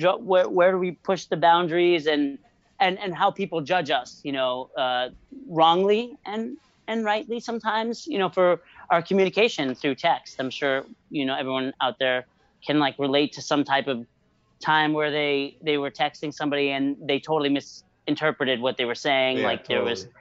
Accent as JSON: {"language": "English", "region": "New Jersey", "country": "United States", "said": "I'm from New Jersey and I'm proud that I'm from New Jersey."}